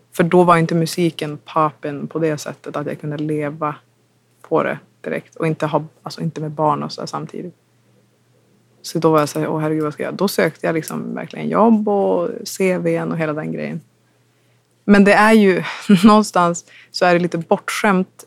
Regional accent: Umeå, Västerbotten County, Sweden; hemma i Umeå

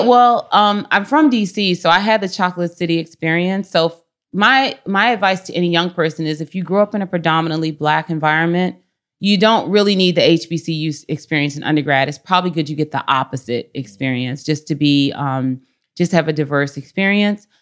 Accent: Washington, District of Columbia, United States; now in San Francisco, United States; I am from Washington, D C. I'm very proud to be from Washington, D C. And I grew up, uh, part of the time on Capitol Hill and then part of the time in an area called Columbia Heights

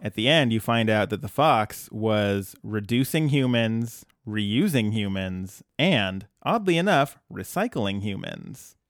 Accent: New Jersey, United States; moved away; back home, in my hometown

